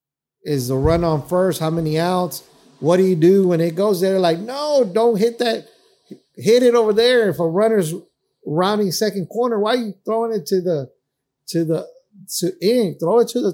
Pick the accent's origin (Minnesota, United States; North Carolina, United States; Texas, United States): Texas, United States; Dallas; We grew up in Oak Cliff.